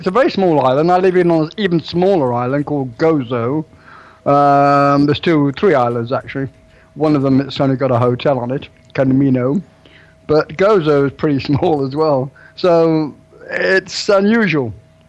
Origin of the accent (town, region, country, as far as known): England, United Kingdom